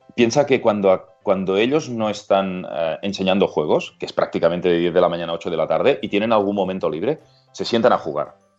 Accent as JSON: {"language": "Spanish", "town": "Vilanova i la Geltrú", "region": "Catalonia", "country": "Spain", "also_born_or_lived": "London / Australia", "said": "Yo soy de Villanova y Les Autru, que estamos a 40 kilómetros de Barcelona."}